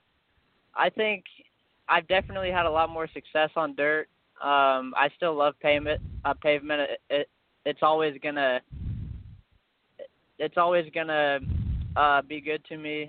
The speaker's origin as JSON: {"language": "English", "town": "Quincy", "region": "Illinois", "country": "United States", "tie": "born or raised there", "said": "my hometown of Quincy"}